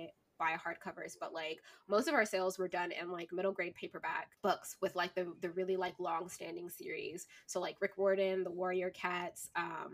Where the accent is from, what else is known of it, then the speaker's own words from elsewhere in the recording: Virginia, United States; now in Seattle, United States; I'm from Virginia